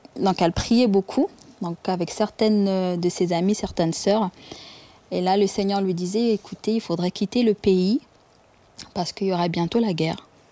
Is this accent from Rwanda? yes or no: yes; Rwanda; moved away; je suis né au Rwanda, dans la région de Kiangugu